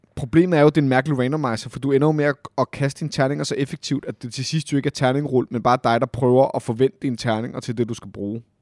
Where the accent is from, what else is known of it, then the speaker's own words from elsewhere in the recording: Copenhagen, Capital Region of Denmark, Denmark; jeg er født og opvokset jo på Amager